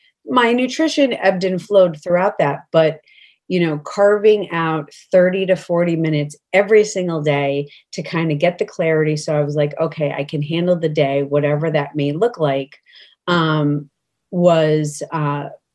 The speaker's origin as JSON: {"language": "English", "region": "New York", "country": "United States", "moved": "yes", "lives_now": "Connecticut, United States", "said": "I am originally from New York, but I reside in Connecticut now"}